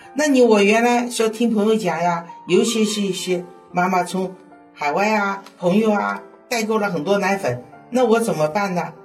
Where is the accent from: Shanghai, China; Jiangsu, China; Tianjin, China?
Shanghai, China; accent: Shanghainese; 我们上海话